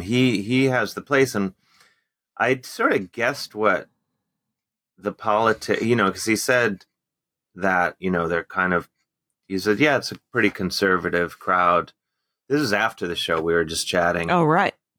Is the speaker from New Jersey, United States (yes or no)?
no; Cleveland, Ohio, United States; growing up in Cleveland